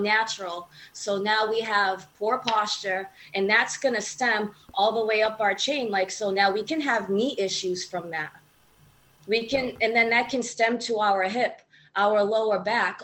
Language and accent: English; New Bedford, Massachusetts, United States; also born or lived in Arizona; Born and raised in uh, New Bedford, Massachusetts